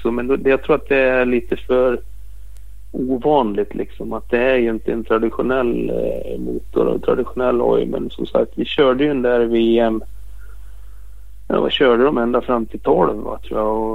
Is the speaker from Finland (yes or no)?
no; Austria; Jag är från Österrike.